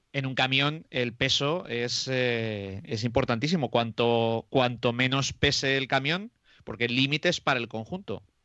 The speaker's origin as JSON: {"language": "Spanish", "area": "Moradillo de Roa", "region": "Castile and León", "country": "Spain", "tie": "born or raised there", "said": "en mi pueblo, que es Morallo de Roa, que está a 17 kilómetros de Aranda de Duero"}